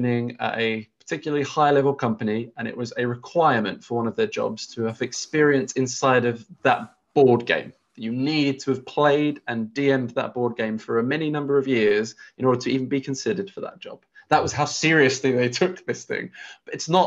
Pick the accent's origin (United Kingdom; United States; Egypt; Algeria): United Kingdom; England; we're English, we're in England's educational system